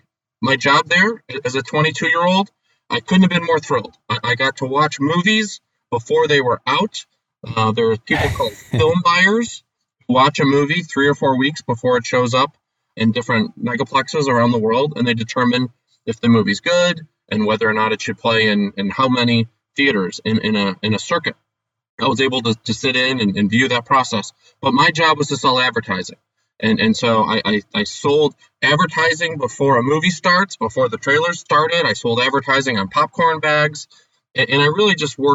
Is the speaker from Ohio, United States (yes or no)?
yes; Lakewood, Ohio, United States; I grew up in Cleveland on the west side in Lakewood